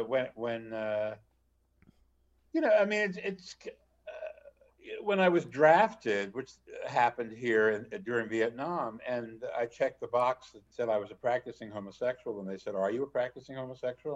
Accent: New Jersey, United States; moved away; also born or lived in Ohio / Chicago; I'm from New Jersey

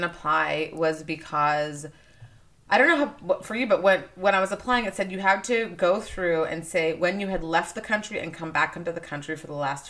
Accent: Nigeria; born there; I was born in Nigeria. I'm like, it would have been an opportunity for me to apply as a Nigerian

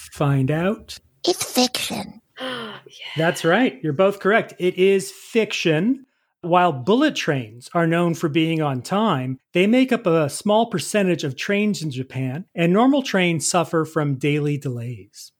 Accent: Canada; As a Canadian

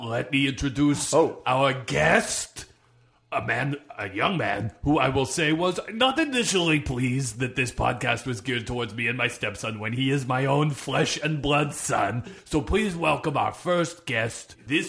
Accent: the Maritimes, Canada; accent: maritime; Oh, it's my maritime accent. It's coming through.

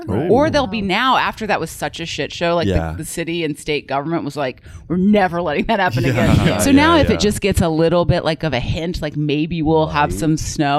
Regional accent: Georgia, United States; because I'm from Georgia, I really hadn't experienced like Canadian winter.

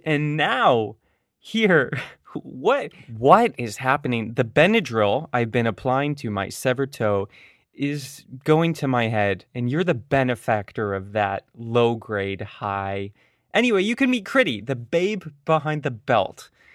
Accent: Oakville, Ontario, Canada; I grew up in Oakville, uh, another suburb in the periphery of Toronto.

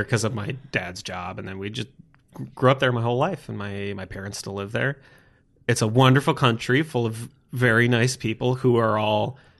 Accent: Netherlands; So, I was raised in the Netherlands, where the people are, on average, the tallest people in the world.

